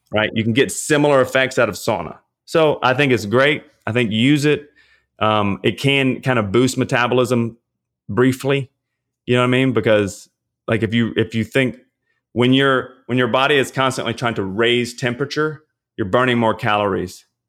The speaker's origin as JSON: {"language": "English", "region": "Louisiana", "country": "United States", "said": "I'm from Louisiana."}